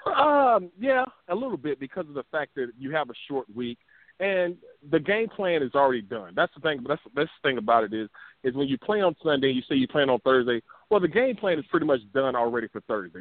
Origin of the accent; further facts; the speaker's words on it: Peach County, South Georgia, United States; I'm a country boy. I'm from Peach County down here in South Georgia